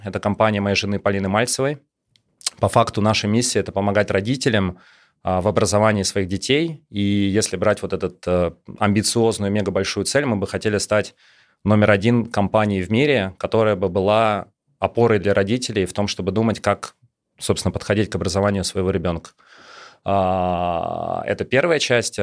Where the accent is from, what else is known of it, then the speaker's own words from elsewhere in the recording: Moscow, Russia; я родился и вырос в Москве